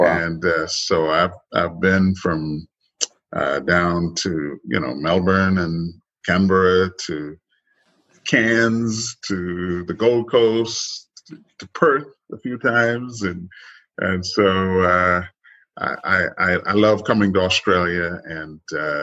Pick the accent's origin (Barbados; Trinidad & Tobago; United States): Trinidad & Tobago; moved away; I grew up in the Caribbean